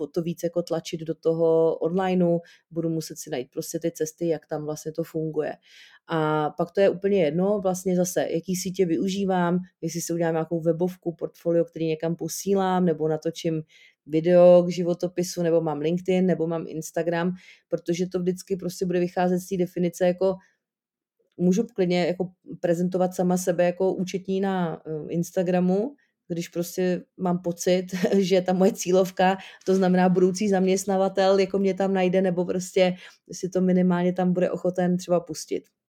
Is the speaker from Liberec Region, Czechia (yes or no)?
yes; Jablonec nad Nisou, Liberec Region, Czechia; u nás v Jablonci, odkaď jsem